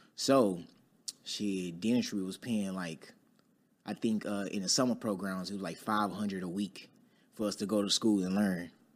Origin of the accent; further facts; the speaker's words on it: Dallas, Texas, United States; I'm from Dallas, Texas, uh, born and raised in Oak Cliff